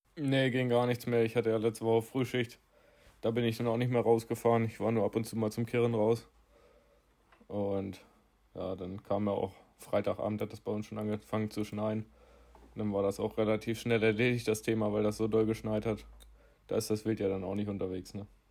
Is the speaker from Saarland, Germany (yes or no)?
no; Lower Saxony, Germany; hier bei uns in Niedersachsen